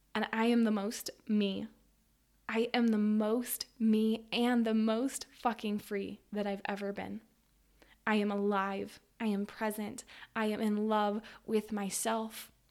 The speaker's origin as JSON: {"language": "English", "region": "Western Colorado", "country": "United States", "tie": "born or raised there", "said": "I grew up in Western Colorado, in a small city"}